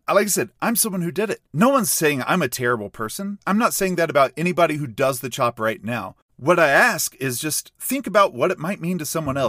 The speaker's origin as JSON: {"language": "English", "region": "a small country town in the South", "country": "United States", "tie": "born or raised there", "said": "growing up in a small country town, a lot of the people I grew up with, very Southern"}